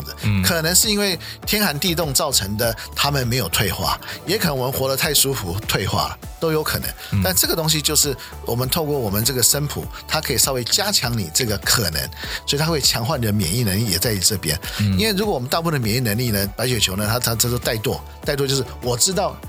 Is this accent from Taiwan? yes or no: no; China; 非常有帮助，尤其特别是我们中国人啊、呃，这么讲，我自己也有这个问题